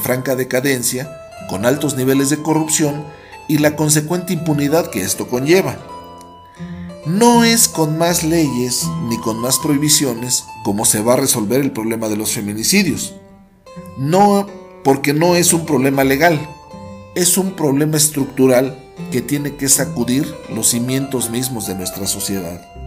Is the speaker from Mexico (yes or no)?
yes; Mexico